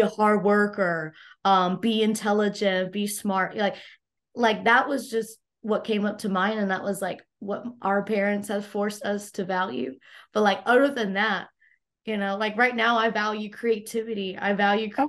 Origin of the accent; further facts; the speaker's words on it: United States; I was born actually in the States